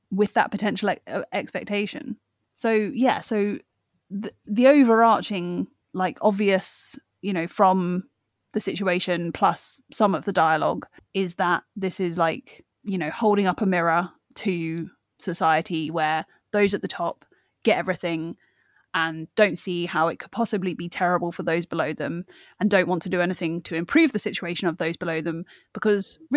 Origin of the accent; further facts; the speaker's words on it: Ireland; I'm, I'm Irish